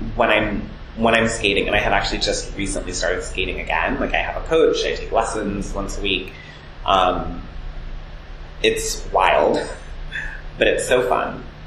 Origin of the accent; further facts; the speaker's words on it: Cleveland Heights, Ohio, United States; also born or lived in South Jersey, New Jersey; now in New York, United States; Cleveland Heights, Ohio, which is where I grew up.